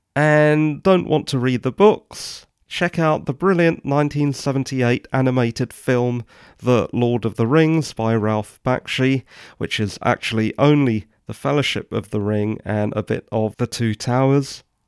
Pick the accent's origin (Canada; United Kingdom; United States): United Kingdom; England; I'm English